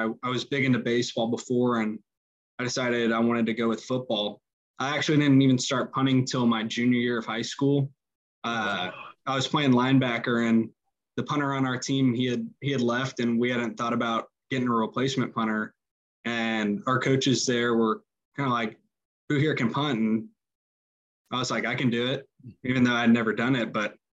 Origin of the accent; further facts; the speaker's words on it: Magnolia, Texas, United States; moved away; the Magnolia where I'm from, it's about an hour north of Houston and probably 45 minutes from College Station.